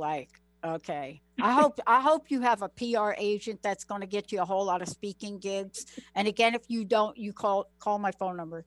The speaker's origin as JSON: {"language": "English", "region": "New York", "country": "United States", "said": "I'm from New York"}